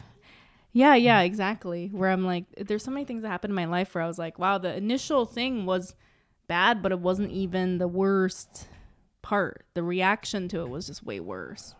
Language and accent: English; Saipan, Northern Mariana Islands; having being someone that grew up in Saipan